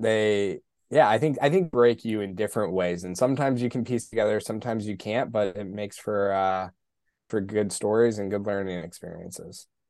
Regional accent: Colorado Springs, Colorado, United States; I grew up in Colorado Springs.

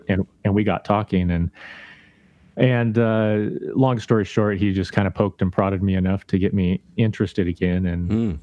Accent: Idaho, United States; I grew up in Idaho

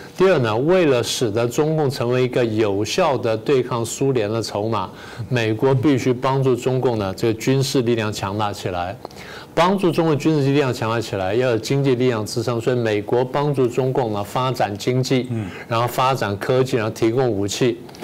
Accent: Taiwan; 我们台湾人自己

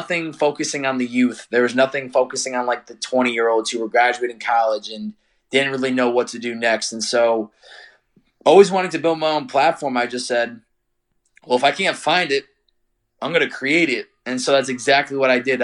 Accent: Chicopee, Massachusetts, United States; I'm from Chicopee, Massachusetts originally.

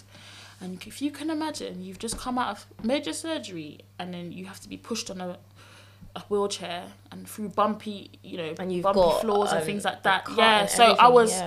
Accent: London, United Kingdom; I'm from South London

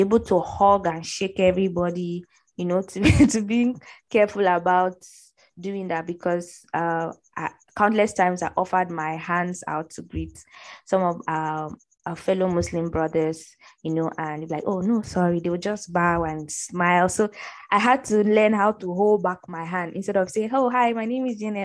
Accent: Middle Belt, Nigeria; also born or lived in Borno State; I'm from the Northeast, Borno State particularly, but I grew up in the uh, middle belt

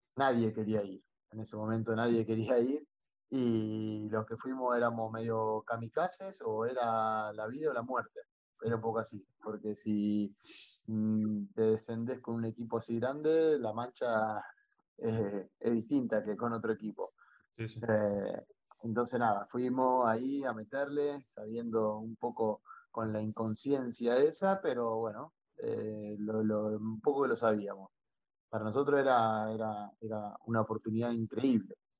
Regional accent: Rafaela, Santa Fe, Argentina; moved away as an adult; also born or lived in Tenerife, Spain; now in Mallorca, Spain; Rafaela, mi ciudad natal

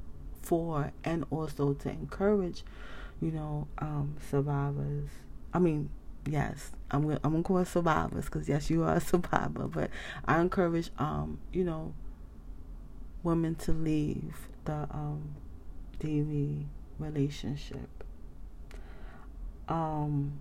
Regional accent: United States; I'm from the United States

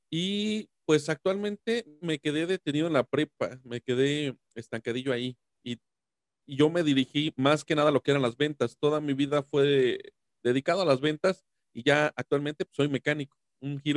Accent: San Luis Potosí, Mexico; yo soy de San Luis Potosí

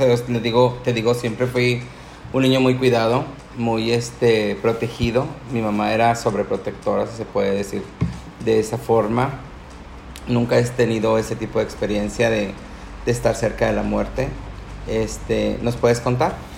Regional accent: Nuevo León, Mexico; Los siguientes seis, que son mis hermanos, Este, somos de Nuevo León

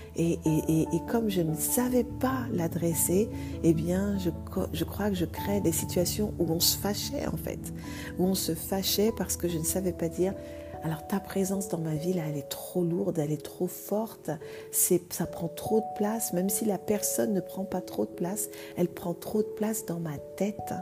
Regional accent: Vigneux-sur-Seine, Île-de-France, France; also born or lived in Martinique; j'ai grandi en France, en région parisienne, dans une ville qui s'appelle Vigneux-sur-Seine, dans le 91

